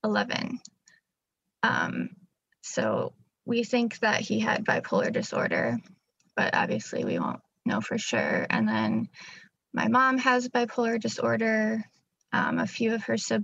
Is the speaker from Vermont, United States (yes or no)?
no; Chicago, Illinois, United States; I'm from Illinois, Chicagoland